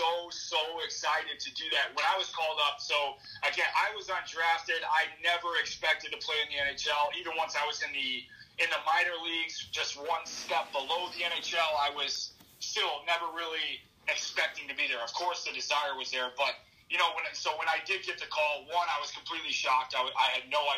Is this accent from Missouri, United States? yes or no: yes; St. Louis, Missouri, United States; moved away; also born or lived in Chicago; I was lucky enough to play in my hometown